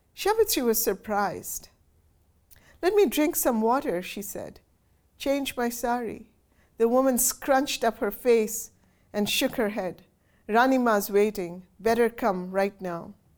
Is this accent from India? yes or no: yes; Kolkata, West Bengal, India; moved away as an adult; now in Houston, United States; growing up in Kolkata in a very traditional Bengali family